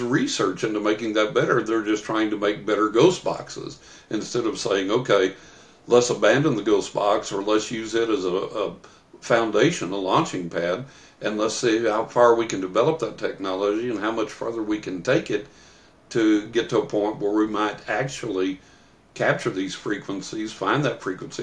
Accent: West Texas, United States; When I was a young man, when I was a teenager growing up in West Texas

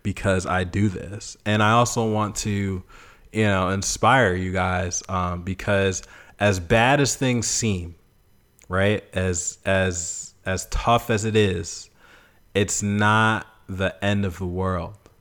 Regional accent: Boston, Massachusetts, United States; moved away as an adult; now in Memphis, United States; I'm from Boston

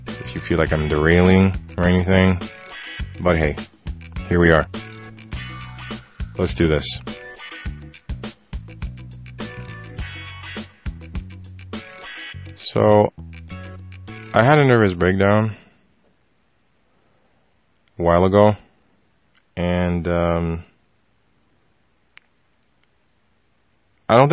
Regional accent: Haiti; now in Montreal, Canada; I'm from Haiti

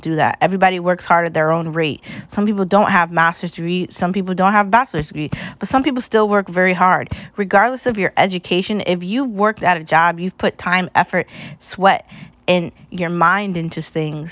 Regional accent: United States; I was proudly born as an American, and I'll proudly die as one

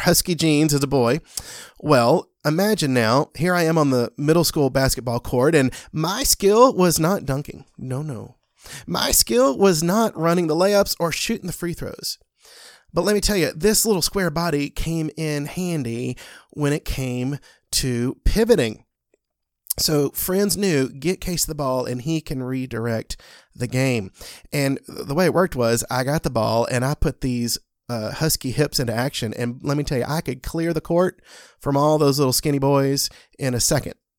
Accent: the South, United States; I grew up in the Jerusalem of all Jerusalems as a Christian in the South

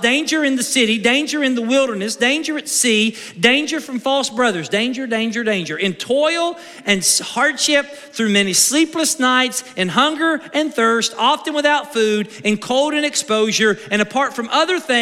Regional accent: United States; as American Christians

